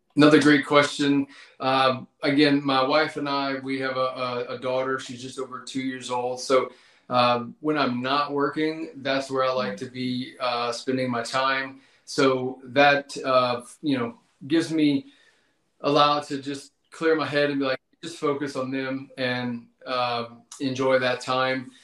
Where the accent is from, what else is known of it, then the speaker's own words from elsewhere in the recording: Mowata, Louisiana, United States; I grew up in Mowatta, Louisiana. So again, South Louisiana